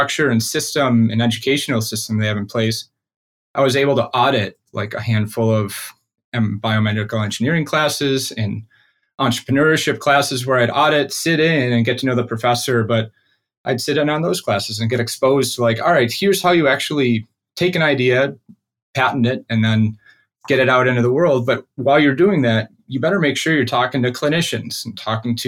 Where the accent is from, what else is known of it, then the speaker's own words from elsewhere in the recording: Rochester, New York, United States; also born or lived in Buffalo, New York; I grew up in Rochester, New York, of a middle-class family